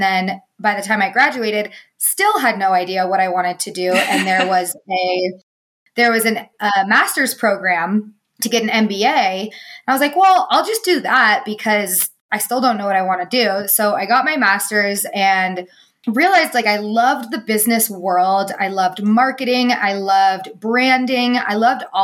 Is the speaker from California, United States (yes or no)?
yes; Truckee, California, United States; also born or lived in Colorado; I grew up in Northern California